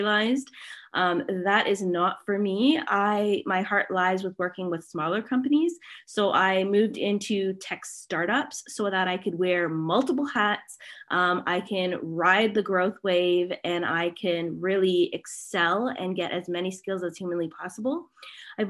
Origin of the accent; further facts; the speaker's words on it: Canada; I'm Canadian